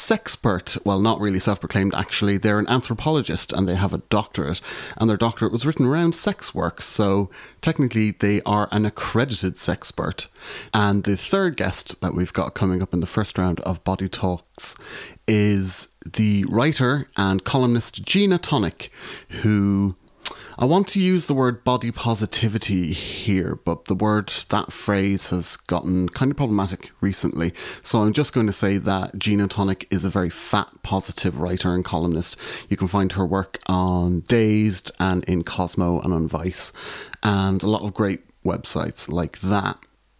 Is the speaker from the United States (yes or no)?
no; Ireland; moved away as an adult; also born or lived in Glasgow, Scotland; now in Salford, United Kingdom; was originally born and raised in Ireland. I am still an Irish citizen, but I now live in the UK, in Salford, which is a part of Greater Manchester.